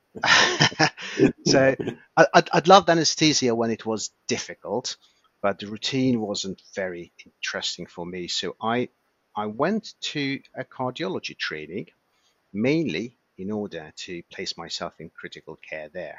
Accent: Hungary; moved away; I was born and raised in Hungary, and I trained as a doctor, obviously there.

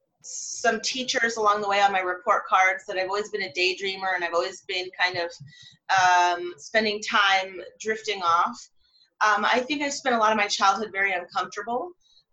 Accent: California, United States; also born or lived in London, England / Canada; I'm Canadian from California, and I grew up for 6 years in London, England, and then I grew up most of the rest of my life in California.

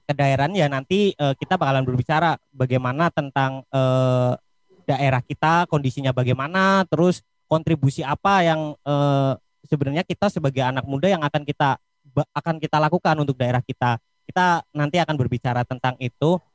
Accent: Pemalang, Central Java, Indonesia; saking bosennya aku ditanya dan yang tanya itu nggak tahu daerah Pemalang, akhirnya ya aku jawab, aku orang Pekalongan.

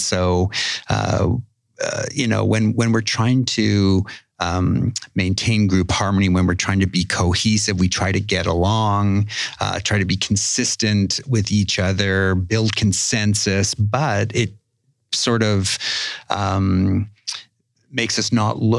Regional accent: Winnipeg, Manitoba, Canada; In Winnipeg.

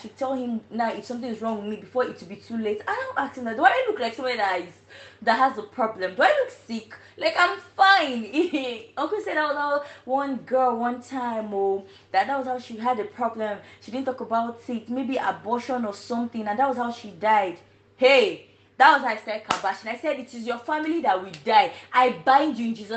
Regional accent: Nigeria; now in China; I am Nigerian and I'm a medical student in China.

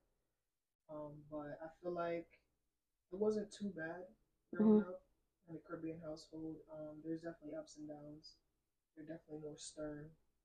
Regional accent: Hartford, Connecticut, United States; also born or lived in New Britain, Connecticut; I grew up in Hartford

